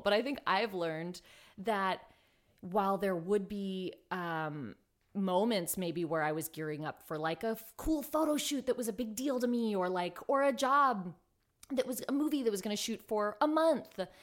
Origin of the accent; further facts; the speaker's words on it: Los Angeles, California, United States; also born or lived in South Pasadena; I'm from Highland Park originally, which, um, is on the east side of Los Angeles, and then ended up moving into South Pasadena